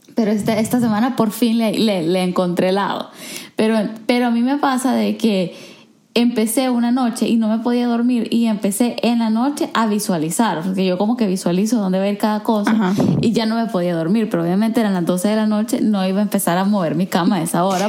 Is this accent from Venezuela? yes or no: no; El Salvador; first language Spanish; moved away; habiendo crecido en El Salvador, como que, por ejemplo, yo crecí en una sociedad sumamente homogénea